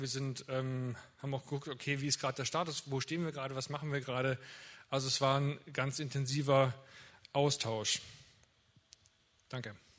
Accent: Winnenden, Baden-Württemberg, Germany; Ich komme hier aus Winnenden

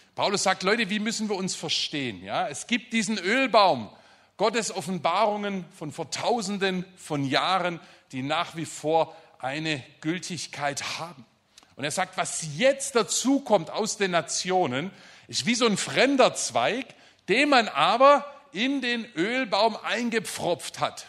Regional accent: Germany; also born or lived in Stuttgart area; wir als Deutsche

